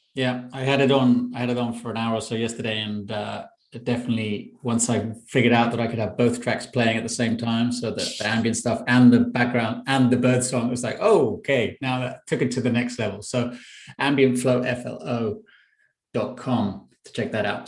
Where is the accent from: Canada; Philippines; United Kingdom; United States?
United Kingdom; London; I'm in London, my hometown